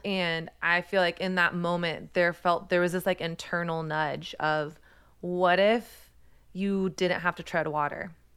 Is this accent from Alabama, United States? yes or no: no; Texas, United States; I primarily grew up in Texas.